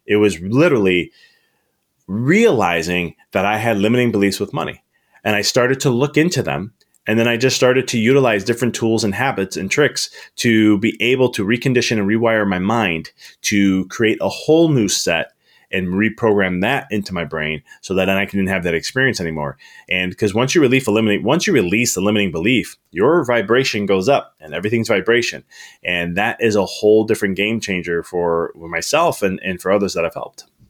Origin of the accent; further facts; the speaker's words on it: Chicago, Illinois, United States; moved away as an adult; now in Knoxville, United States; I'm from Chicago originally, and I moved to Na-, Knoxville in December